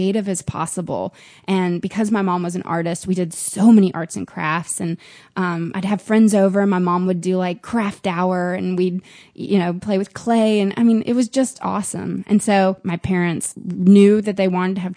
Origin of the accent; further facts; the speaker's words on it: Nashville, Tennessee, United States; moved away; also born or lived in Florida / Boone, North Carolina; I was born in Florida. But when I was a year and a half, they moved to Nashville, and they've been there ever since